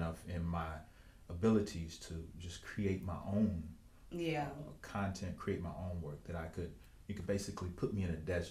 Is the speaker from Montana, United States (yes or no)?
no; Mississippi, United States; moved away as an adult; now in New Orleans, United States; I'm a writer, director, producer. And I'm from Mississippi, believe it or not, and I'm down here in New Orleans pursuing the dream.